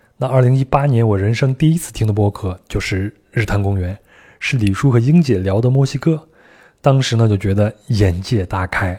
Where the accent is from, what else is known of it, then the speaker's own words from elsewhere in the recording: Henan, China; moved away; 我们老家河南也有